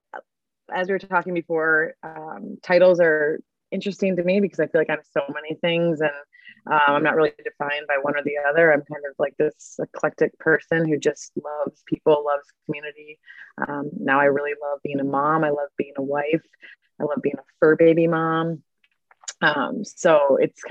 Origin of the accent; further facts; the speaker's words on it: Mankato, Minnesota, United States; moved away as an adult; also born or lived in Milwaukee, Wisconsin / Sydney, Australia / Santa Monica, California; I grew up in Mankato, Minnesota, and went to Catholic schools my whole life